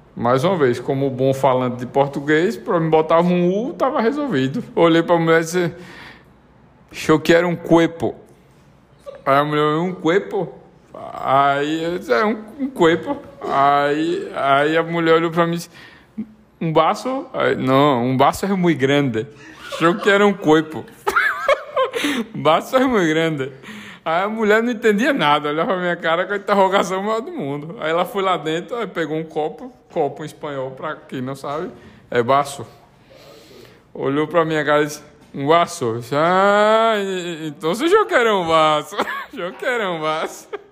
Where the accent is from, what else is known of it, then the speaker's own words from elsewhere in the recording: Brazil; also born or lived in Uruguay; como bom brasileiro e é, falante de português